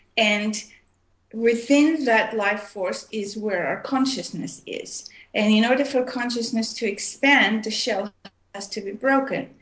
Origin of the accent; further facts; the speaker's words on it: Armenia; also born or lived in Montreal, Canada / Oregon, United States / India; now in Vancouver, Canada; I was born in Armenia, which is uh, part of used to be part of USSR, and I left in 1976, and I moved to uh, Montreal, Canada, and I lived there for many years